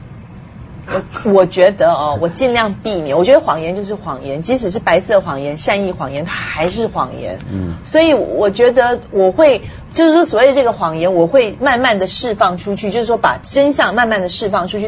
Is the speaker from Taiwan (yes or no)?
yes; Taiwan; moved away; 我从小在台湾长大哦